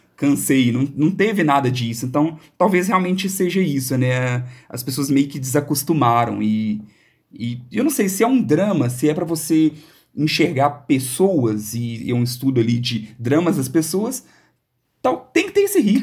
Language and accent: Portuguese; Belo Horizonte, Minas Gerais, Brazil; nós todos aqui somos de Belo Horizonte